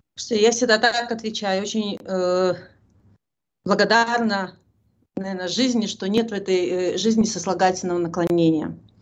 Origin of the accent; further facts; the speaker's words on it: Belarus; мы белорусы